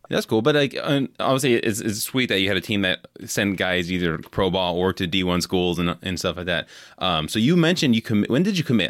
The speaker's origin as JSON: {"language": "English", "area": "Bay Area", "region": "California", "country": "United States", "tie": "born or raised there", "moved": "yes", "lives_now": "Wisconsin, United States", "said": "I grew up in California in the Bay Area"}